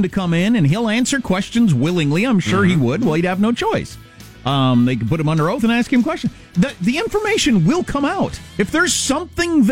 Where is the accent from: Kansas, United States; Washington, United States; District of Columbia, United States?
Kansas, United States; I'm from Kansas. We always make fun of Oklahoma.